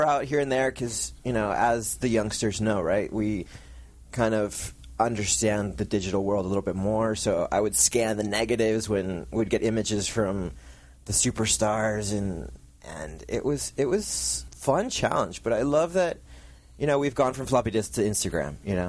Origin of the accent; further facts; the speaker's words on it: Argentina; now in San Juan Capistrano, United States; In 1995, my mother, the publisher of PARA TODOS, was working at ROP in San Juan Capistrano, where we came directly from Argentina.